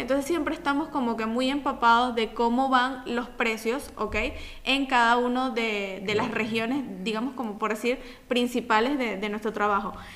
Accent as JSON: {"language": "Spanish", "country": "Venezuela", "moved": "yes", "lives_now": "Italy", "said": "como buenos venezolanos que somos"}